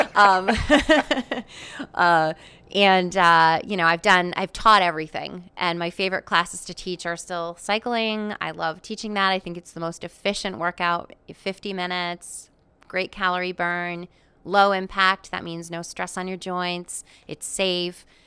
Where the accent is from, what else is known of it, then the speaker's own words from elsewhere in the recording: Chaplin, Connecticut, United States; I was born and raised in Chaplin, Connecticut